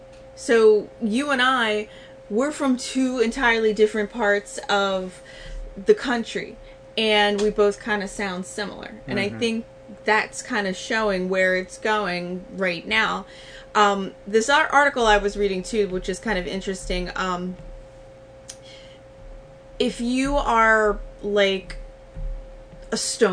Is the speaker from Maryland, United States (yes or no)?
yes; Baltimore, Maryland, United States; because I'm from Baltimore, I've lived here my entire life, and they're like, where's your Baltimore accent?